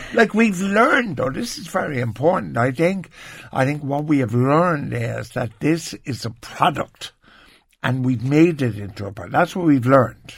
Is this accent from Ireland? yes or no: yes; Ireland; as an Irish person